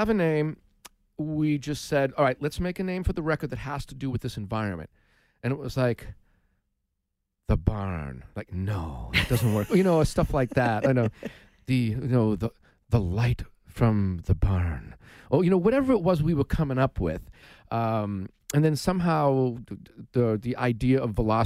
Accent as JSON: {"language": "English", "region": "Massachusetts", "country": "United States", "tie": "born or raised there", "said": "growing up in Mass, for me, it's all about sports"}